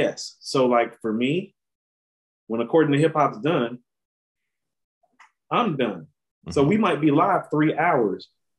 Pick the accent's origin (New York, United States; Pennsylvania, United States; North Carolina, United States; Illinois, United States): North Carolina, United States; We're from North Carolina.